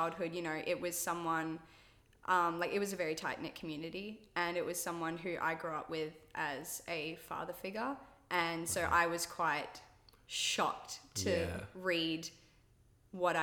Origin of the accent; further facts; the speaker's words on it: Australia; I was born in Australia.